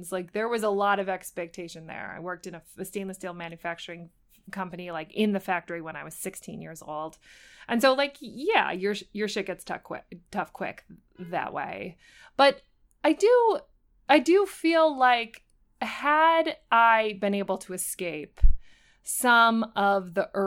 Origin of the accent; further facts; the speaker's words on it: Buffalo, New York, United States; I'm from Buffalo, New York.